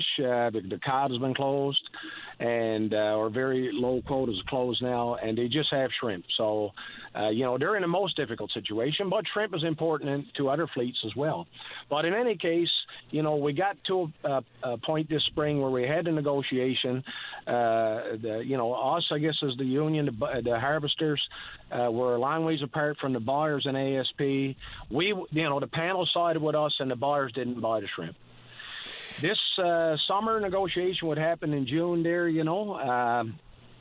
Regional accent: L'Anse-au-Clair, Newfoundland and Labrador, Canada; I am a Labradorian from Lance Clair.

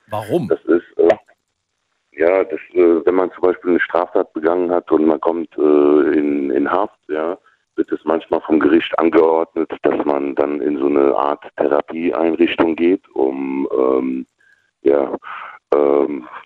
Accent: Frankfurt, Hesse, Germany; komme aus Frankfurt am Main.

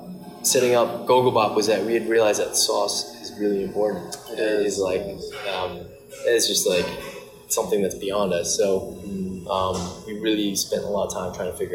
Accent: New York, United States; moved away as an adult; now in Los Angeles, United States; I grew up in New York, and then you know, I was working in my parents' deli

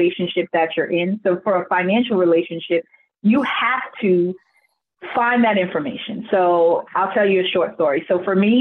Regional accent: New York, United States; growing up in New York

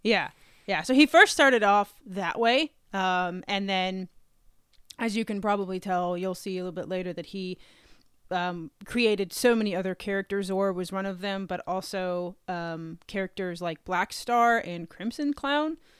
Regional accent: North Carolina, United States; moved away as an adult; also born or lived in Texas; now in Virginia, United States; I grew up in North Carolina.

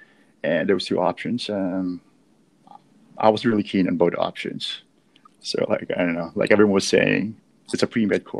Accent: San Diego, California, United States; also born or lived in Manila; So basically, I was born in Manila. Then when I was about four, we all moved to San Diego in California.

